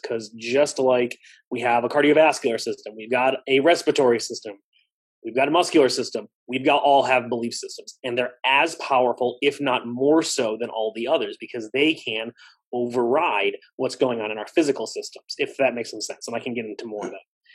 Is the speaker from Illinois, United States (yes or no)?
yes; Palatine, Illinois, United States; I'm in my hometown. I practice about a mile from my high school